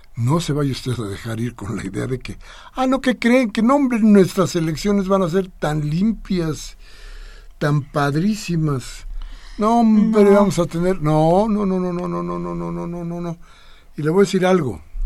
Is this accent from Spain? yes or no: no; Mexico; sí somos mexicanos